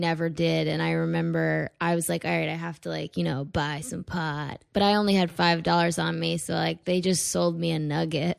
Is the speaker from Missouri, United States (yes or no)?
no; Weston, Connecticut, United States; moved away as an adult; also born or lived in Stamford, Connecticut; now in New York City, United States; I grew up in Connecticut.